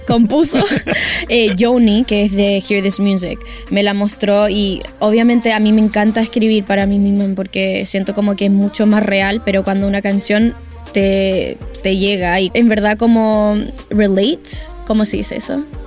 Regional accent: New York, United States; now in Chile; siempre me crecí en Nueva York

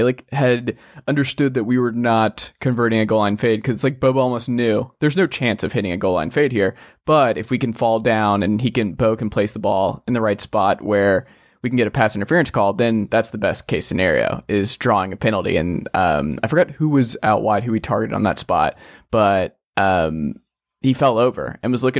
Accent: Georgia, United States; I grew up in Georgia, surrounded by Georgia fans

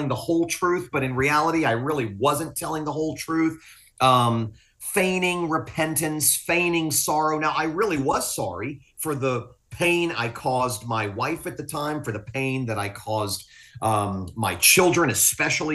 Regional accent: Fort Lauderdale, Florida, United States; also born or lived in Willis, Texas; I'm from South Florida. Fort Lauderdale's my home

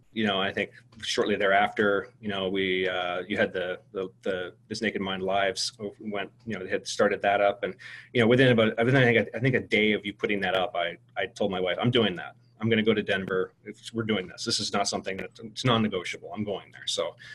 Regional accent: Canada; me being a Canadian, transplanted Canadian, but a Canadian living in Canada

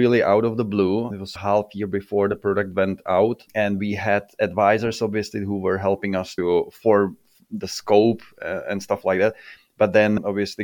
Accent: Czechia; I'm coming from Czech

